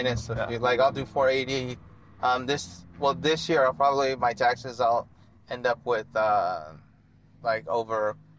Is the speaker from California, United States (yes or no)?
yes; Bay Area, California, United States; also born or lived in San Diego; I grew up in the Bay Area. Then I went to school down in San Diego.